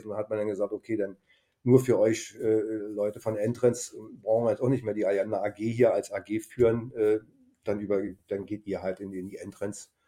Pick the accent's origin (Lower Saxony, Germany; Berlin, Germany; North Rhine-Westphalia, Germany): Berlin, Germany; moved away as an adult; also born or lived in Baden-Württemberg; Einfach ein äh, Kulturschock für, für einen Berliner nach Schwaben.